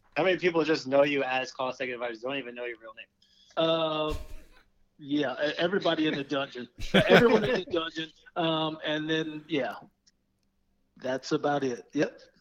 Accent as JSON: {"language": "English", "town": "Daytona Beach", "region": "Florida", "country": "United States", "also_born_or_lived": "Seattle / Texas", "lives_now": "Orlando, United States", "said": "I'm from Daytona Beach uh, originally"}